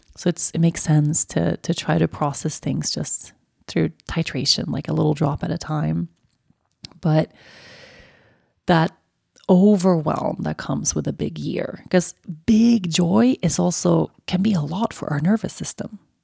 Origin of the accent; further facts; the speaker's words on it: Sweden; moved away; my roots and my everything that is so beautiful about my home country